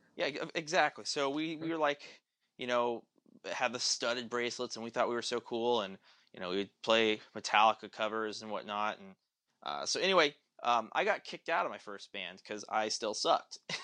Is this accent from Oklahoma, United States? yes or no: yes; Tulsa, Oklahoma, United States; also born or lived in St. Louis; I moved back to Tulsa, where I'm at now. I grew up in Tulsa